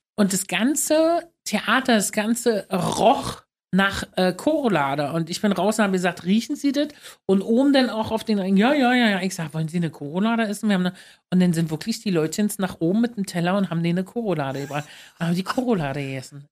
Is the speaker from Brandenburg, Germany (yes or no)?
yes; Luckenwalde, Brandenburg, Germany; moved away as an adult; now in Berlin, Germany; Luckenwalde groß geworden, fahre ich immer noch hin, ist mein Zuhause. Berlin, also äh, Luckenwalde ist meine Heimat und Berlin ist mein Zuhause